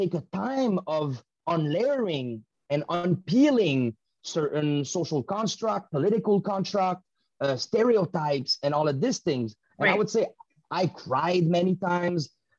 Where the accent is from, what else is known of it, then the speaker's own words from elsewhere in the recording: Canada; The privilege we have as Canadian still come from the Canadian injustice led and organized around the world.